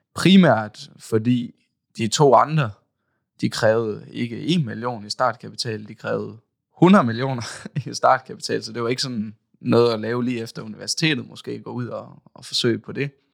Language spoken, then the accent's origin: Danish; Aalborg, North Denmark Region, Denmark; jeg kommer også her fra Aalborg